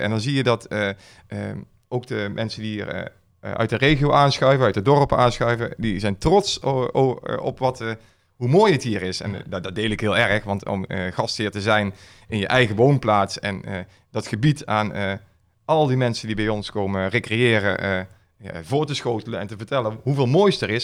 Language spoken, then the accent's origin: Dutch; Schaijk, North Brabant, Netherlands; geboren en getogen in Schaik